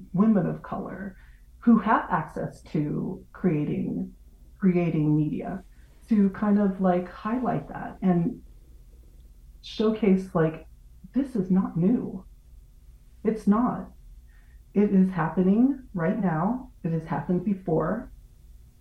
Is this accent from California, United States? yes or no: yes; near Watsonville, California, United States; In California, I grew up like an hour away from Watsonville